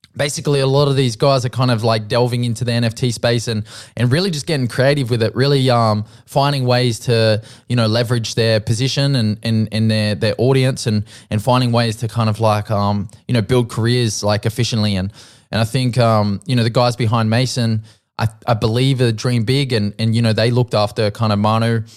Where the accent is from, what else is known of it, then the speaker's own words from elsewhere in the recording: Central Coast, New South Wales, Australia; where I grew up on the Central Coast